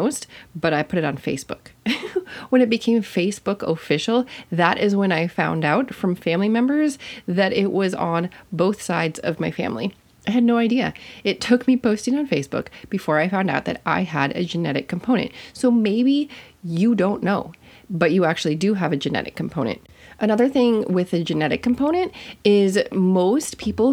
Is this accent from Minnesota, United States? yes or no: yes; Minnesota, United States; I'm from Minnesota